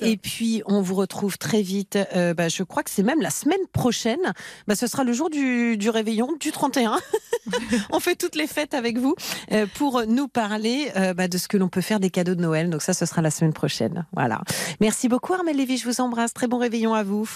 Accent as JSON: {"language": "French", "region": "Normandy", "country": "France", "tie": "born or raised there", "said": "je suis normande"}